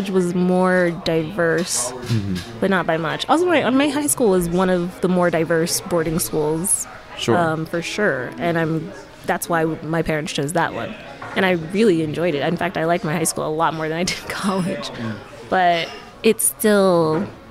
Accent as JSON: {"language": "English", "country": "United States", "tie": "born or raised there", "said": "I grew up in America"}